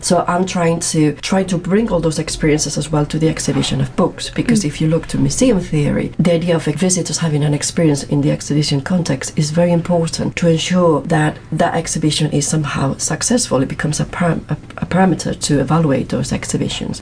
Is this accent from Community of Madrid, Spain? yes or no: yes; Madrid, Community of Madrid, Spain; English is a second language; moved away as an adult; now in Manchester, United Kingdom; I'm actually from Spain. I'm from Madrid, as you can Gathered by my accent